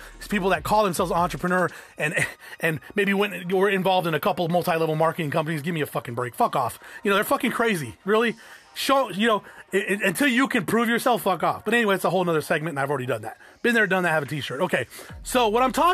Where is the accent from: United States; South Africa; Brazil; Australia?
United States; South Tucson, Arizona; I grew up in South Tucson